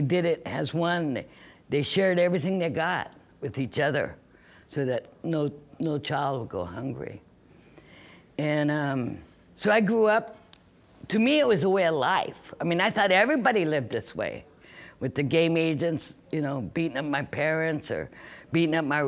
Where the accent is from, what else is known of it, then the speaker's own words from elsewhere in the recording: Nisqually River, Washington, United States; we grew up on the Nisqually River